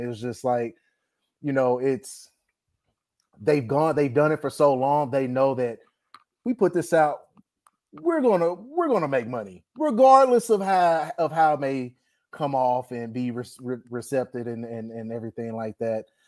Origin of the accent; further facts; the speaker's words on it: Dallas, Texas, United States; born and raised in Dallas, Texas